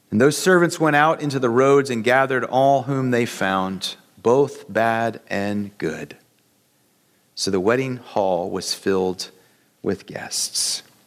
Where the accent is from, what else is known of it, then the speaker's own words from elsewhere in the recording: United States; we as American Christians